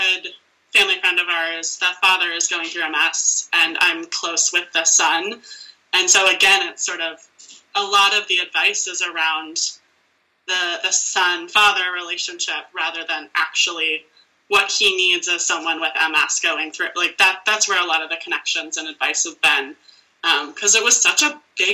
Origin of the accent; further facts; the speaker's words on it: United States; me as an American who had access to care